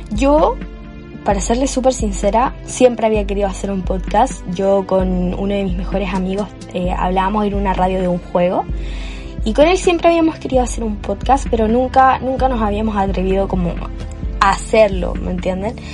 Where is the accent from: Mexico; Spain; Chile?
Chile; para los que se preguntan por mi acento, yo soy chilena, tengo actualmente 19 años